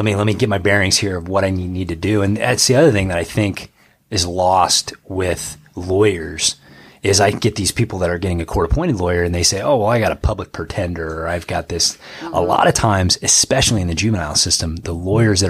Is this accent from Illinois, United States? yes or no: yes; Canton, Illinois, United States; I grew up in Canton, Illinois